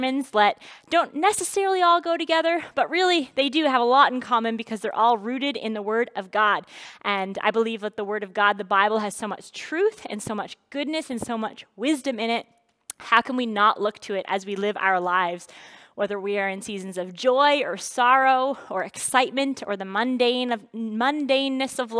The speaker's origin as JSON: {"language": "English", "region": "New Brunswick", "country": "Canada", "tie": "born or raised there", "said": "I grew up in New Brunswick"}